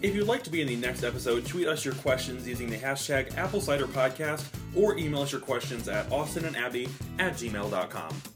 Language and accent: English; Midwest, United States